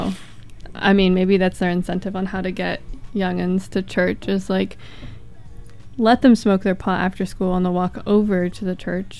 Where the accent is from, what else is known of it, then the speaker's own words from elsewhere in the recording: San Francisco Bay Area, California, United States; I grew up in the Bay Area